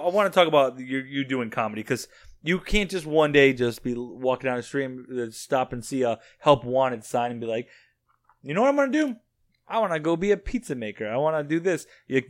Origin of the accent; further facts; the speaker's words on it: Springfield, Massachusetts, United States; I'm from Springfield